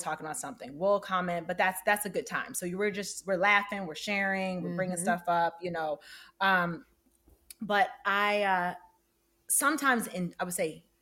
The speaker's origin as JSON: {"language": "English", "town": "Detroit", "region": "Michigan", "country": "United States", "also_born_or_lived": "New York", "moved": "yes", "said": "I moved here from New York. I'm originally from Detroit"}